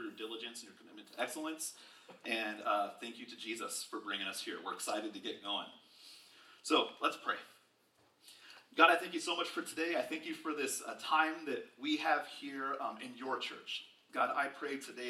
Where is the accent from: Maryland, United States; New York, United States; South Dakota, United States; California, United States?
California, United States; Bay Area; moved away as an adult; I grew up in California, born and raised in the Bay Area